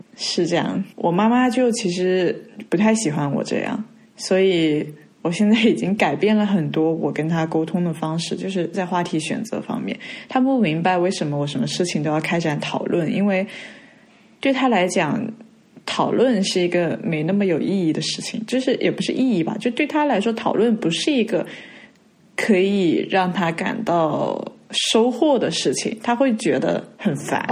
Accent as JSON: {"language": "Chinese", "town": "Hangzhou", "region": "Zhejiang", "country": "China", "tie": "born or raised there", "also_born_or_lived": "Hong Kong", "moved": "yes", "said": "本身小的时候，呃，在杭州这边，就是我们在寄宿学校，然后我跟朋友住在一起吧，在学校里面"}